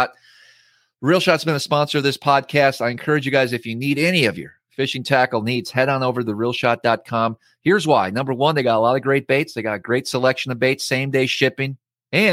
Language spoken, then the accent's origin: English; Northeast Wisconsin, United States; moved away as an adult; growing up in Northeast Wisconsin and fishing against you. And then when I actually left to make the move across the country